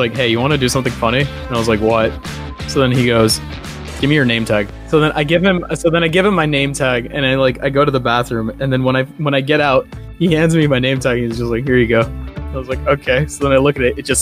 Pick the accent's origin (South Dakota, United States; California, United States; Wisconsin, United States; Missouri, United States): California, United States; I'm from the Devil's Asshole, California